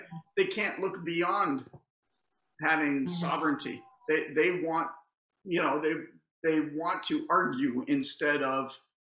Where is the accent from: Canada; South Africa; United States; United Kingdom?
Canada; Toronto, Ontario; I don't consider myself Canadian. I'm born here. I was raised here. I love being here in this country